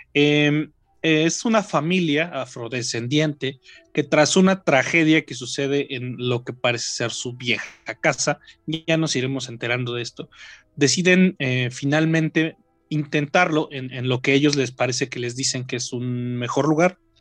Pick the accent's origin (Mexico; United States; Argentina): Mexico; para nosotros, como mexicanos, como latinoamericanos